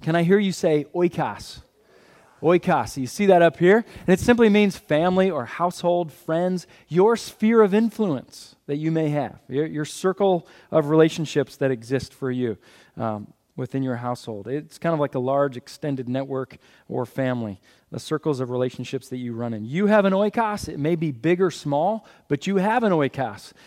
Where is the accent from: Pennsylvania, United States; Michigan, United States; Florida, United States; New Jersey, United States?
Pennsylvania, United States; Philadelphia; I'm from Philadelphia.